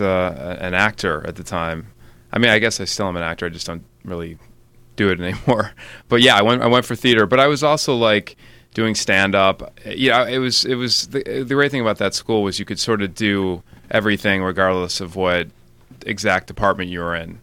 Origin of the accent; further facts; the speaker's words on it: Highland Park, Illinois, United States; I grew up in Highland Park, which is about a half hour north of the city